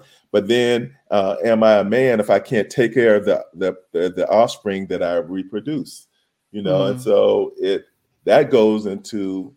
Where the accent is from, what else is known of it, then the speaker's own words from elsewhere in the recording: the South, United States; When I was a kid growing up in the South